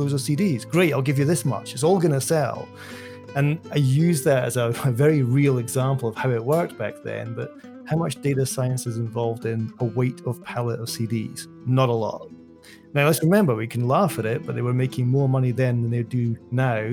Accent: Dunbar, Scotland, United Kingdom; moved away as an adult; also born or lived in London; In 2006, I moved from my hometown, Dunbar in Scotland

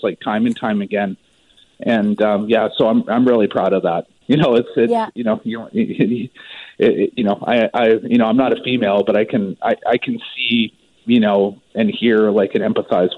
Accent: Maple Ridge, British Columbia, Canada; moved away; I'm actually originally from Maple Ridge

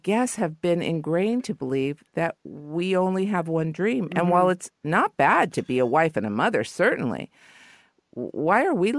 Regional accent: Los Angeles, California, United States; You know, I used to be, I guess, embarrassed because I'm from L.A., but I'm from the Valley. So deep in the Valley that I thought Ventura Boulevard was the other side of the hill.

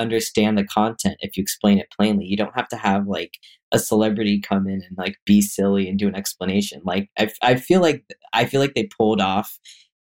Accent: Washington, United States; growing up in Washington State

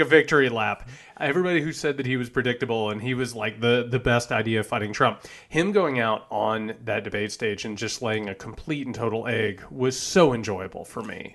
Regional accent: Greene County, Indiana, United States; I'm from Greene County, Indiana.

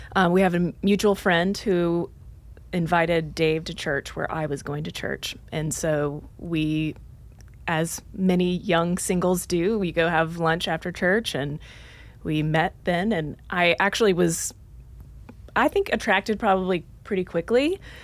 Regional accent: Dallas, Texas, United States; moved away as an adult; also born or lived in Oklahoma; now in Nashville, United States; I grew up in Dallas, Texas, went to school at the University of Oklahoma

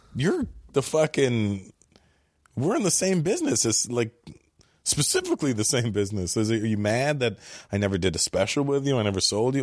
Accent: Toronto, Ontario, Canada; I grew up in Toronto

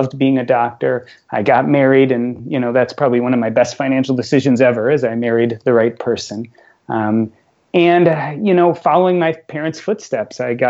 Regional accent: Chicago, Illinois, United States; I grew up in Chicago

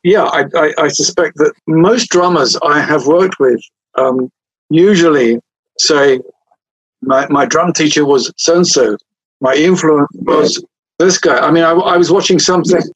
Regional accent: England, United Kingdom; I'm English

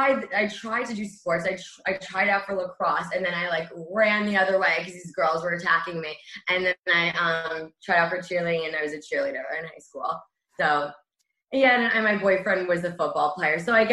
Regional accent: Great Neck, New York, United States; also born or lived in Forest Hills, Queens, New York / Florida; I love growing up in Great Neck because we had the best of both worlds. We were 25 minutes from Manhattan. So at an early age, we started taking the train in, going to teen night. And it was also like a very cute suburban area

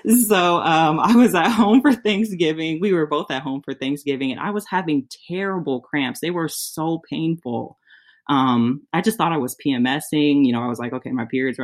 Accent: California, United States; moved away as an adult; now in Michigan, United States; I'm originally from California and he's from Michigan. So we live in Michigan now. I moved here when we got engaged.

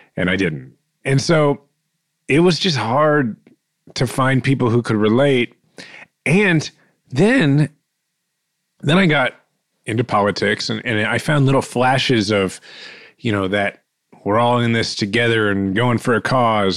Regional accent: Kansas City, Missouri, United States; I'm fifth generation Kansas Cityan

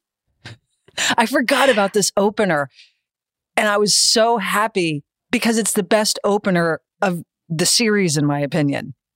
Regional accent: United States; I'm American

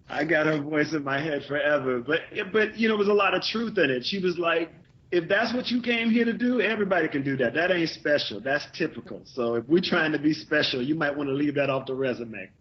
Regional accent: the South, United States; I'm from the South.

